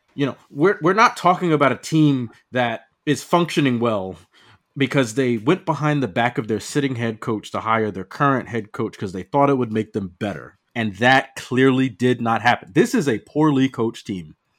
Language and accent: English; Piscataway, New Jersey, United States; I grew up in Piscataway, New Jersey